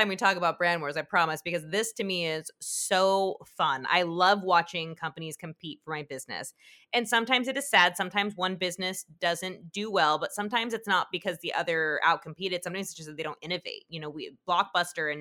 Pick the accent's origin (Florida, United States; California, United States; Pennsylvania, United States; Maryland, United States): California, United States; Southern; I grew up in Southern California